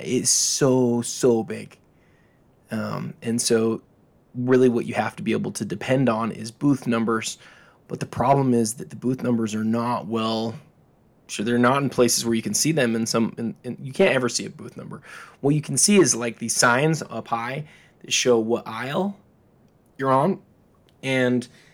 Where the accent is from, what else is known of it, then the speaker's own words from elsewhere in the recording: Salt Lake City, Utah, United States; I'm from Salt Lake